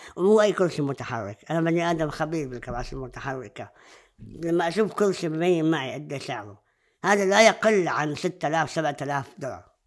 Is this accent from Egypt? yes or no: no; Jordan; عندنا بالأردن